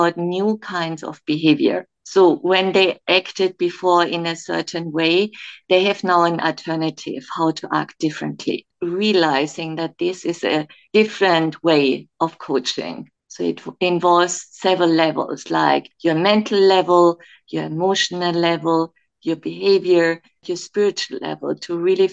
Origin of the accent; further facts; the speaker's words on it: Germany; moved away as an adult; also born or lived in Kenya; now in Dubai, United Arab Emirates; I'm originally from Germany